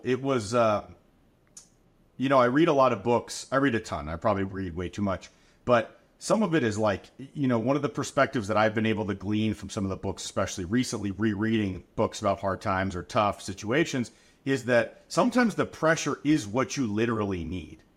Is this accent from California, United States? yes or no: yes; Anaheim, California, United States; I'm a Southern California kid. Born and raised in Anaheim, Orange County, surrounding areas